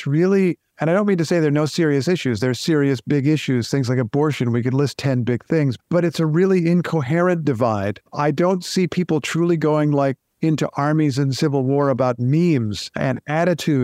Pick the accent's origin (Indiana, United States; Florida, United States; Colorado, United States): Indiana, United States; I grew up in Indiana